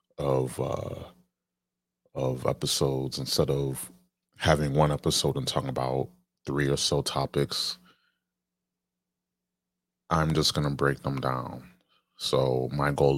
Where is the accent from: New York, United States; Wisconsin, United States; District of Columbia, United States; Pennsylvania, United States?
New York, United States; my home state, New York